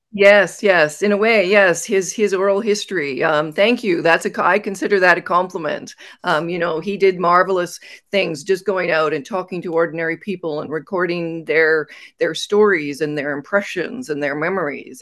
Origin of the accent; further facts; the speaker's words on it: Sudbury, Ontario, Canada; I grew up in northern Ontario. I was born in Sudbury